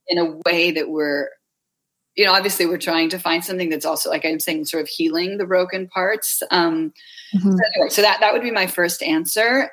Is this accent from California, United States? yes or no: yes; Bay Area, California, United States; moved away; my hometown in the Bay Area